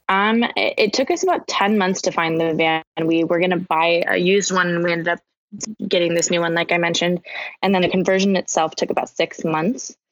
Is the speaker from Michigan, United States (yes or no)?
no; Portland, Oregon, United States; moved away; I'm originally from Portland, Oregon, so I went home to spend the holidays with my family